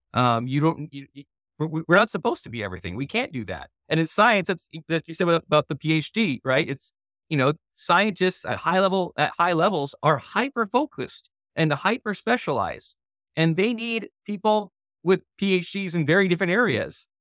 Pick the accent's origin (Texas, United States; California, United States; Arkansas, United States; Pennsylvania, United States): California, United States; now in Missouri, United States; I'm from California originally